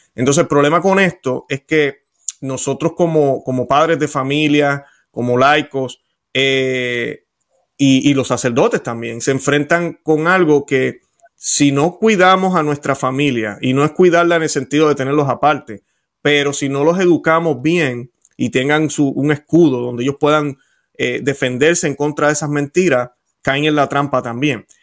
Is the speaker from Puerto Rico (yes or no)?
yes; Puerto Rico; accent: Puerto Rican; now in Florida, United States; soy puertorriqueño, creo que ya eso todo el mundo se da cuenta por mi acento